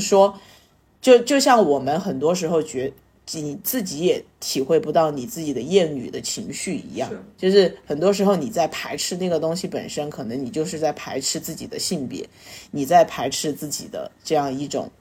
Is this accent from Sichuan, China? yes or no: yes; Sichuan, China; 我们四川话就叫“瑶儿”，就是，就是儿子的意思嘛